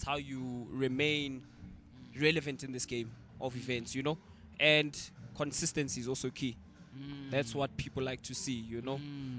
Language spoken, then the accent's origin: English; the South, United States; Born and raised in the South.